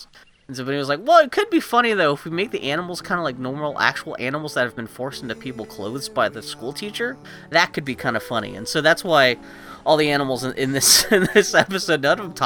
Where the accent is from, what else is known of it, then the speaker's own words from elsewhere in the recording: Pittsburgh, Pennsylvania, United States; I grew up in Pittsburgh, Pennsylvania